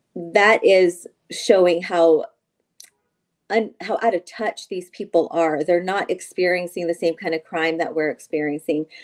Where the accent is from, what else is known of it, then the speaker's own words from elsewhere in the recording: San Joaquin County, California, United States; I grew up in San Joaquin County